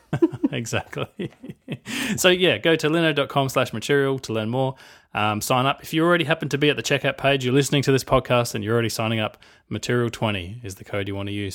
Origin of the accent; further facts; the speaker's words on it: Australia; I'm Australian.